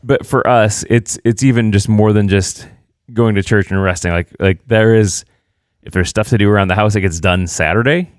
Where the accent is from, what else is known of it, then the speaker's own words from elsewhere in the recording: Indiana, United States; moved away; also born or lived in Illinois; I'm actually from Indiana